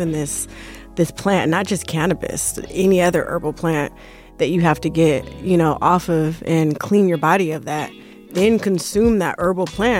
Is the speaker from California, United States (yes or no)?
yes; Bay Area, Northern California, United States; I grew up in Northern California